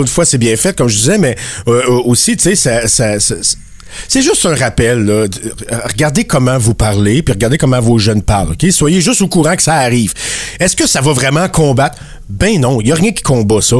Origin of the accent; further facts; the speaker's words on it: Acadia, Canada; je suis acadien aussi